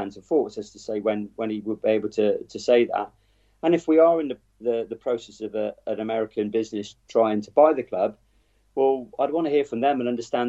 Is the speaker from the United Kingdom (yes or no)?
yes; Wroughton, South West England, United Kingdom; I grew up in Rorton